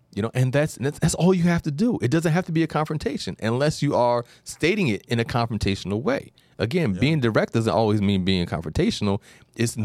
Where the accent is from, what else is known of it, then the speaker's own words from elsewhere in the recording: New York, United States; being a New Yorker